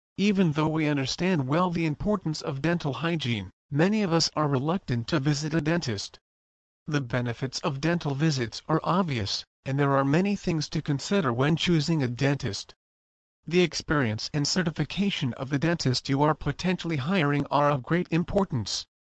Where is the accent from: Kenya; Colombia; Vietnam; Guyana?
Colombia; Bogotá; moved away as an adult; now in United States; I was born in Bogota, Colombia